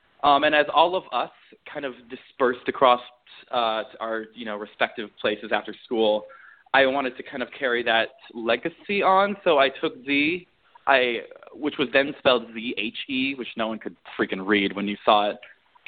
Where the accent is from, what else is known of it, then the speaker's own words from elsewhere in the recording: Beijing, China; also born or lived in Milwaukee; Because I was born in Milwaukee, Wisconsin, but I haven't lived back in Wisconsin since, like, elementary school. So I actually moved out to Beijing when I was 9 because my dad got a job over there.